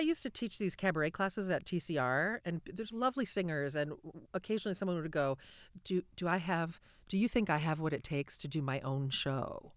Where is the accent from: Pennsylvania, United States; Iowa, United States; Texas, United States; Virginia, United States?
Iowa, United States; Cedar Rapids; moved away as an adult; also born or lived in Nashville; I grew up in Cedar Rapids, but I lived elsewhere for twenty years.